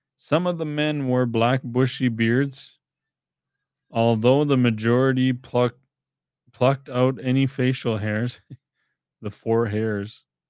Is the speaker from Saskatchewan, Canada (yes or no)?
yes; Clearwater, Saskatchewan, Canada; I'm Treaty Eight from Clearwater